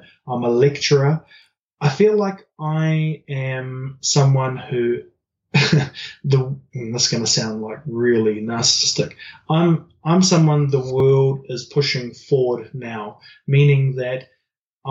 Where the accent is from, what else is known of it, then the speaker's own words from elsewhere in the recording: New Zealand; growing up in New Zealand